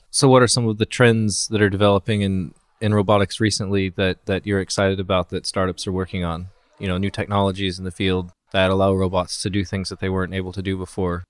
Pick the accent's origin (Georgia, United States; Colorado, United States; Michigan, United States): Colorado, United States; I'm from Colorado, which is, like, kind of in the West